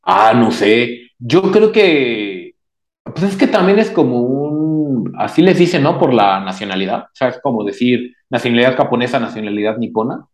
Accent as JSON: {"language": "Spanish", "country": "Mexico", "said": "habilidosos somos los mexicanos"}